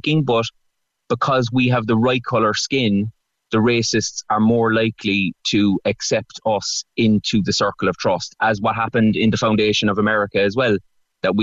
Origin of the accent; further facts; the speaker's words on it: Cork, Munster, Ireland; I'm from Cork